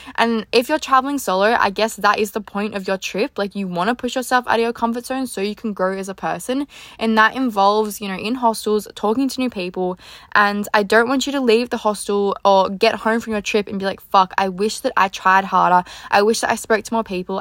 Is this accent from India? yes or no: no; Australia; also born or lived in Gold Coast; I'm from Australia.